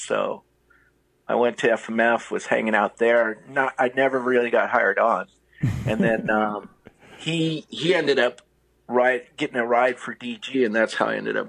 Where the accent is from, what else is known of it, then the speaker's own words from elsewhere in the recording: Garden Grove, California, United States; also born or lived in Redondo Beach, California; I'm from originally Redondo Beach, California.